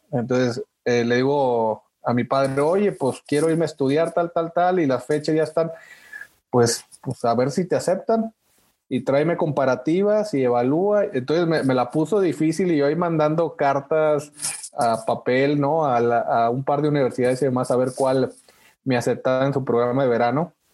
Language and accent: Spanish; Monterrey, Nuevo León, Mexico; bueno, ya ves, yo soy regio, ¿no? De nacimiento. Eh, y pues me tocó ahí en el regio Chepevera y en Monterrey, eh, donde no nos enseñan tampoco buen inglés